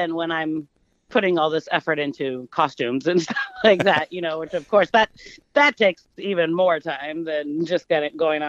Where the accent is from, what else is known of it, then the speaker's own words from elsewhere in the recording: Walnut Creek, California, United States; I was born in Walnut Creek, which is here in the East Bay area, which is the East Bay in particular is where I've lived most of my life.